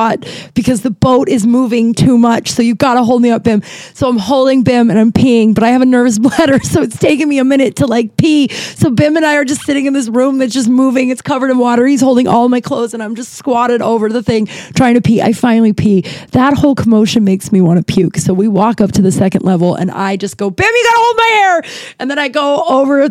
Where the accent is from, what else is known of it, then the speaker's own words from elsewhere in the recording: Denver, Colorado, United States; now in Los Angeles, United States; I'm from Denver, but I live in Los Angeles.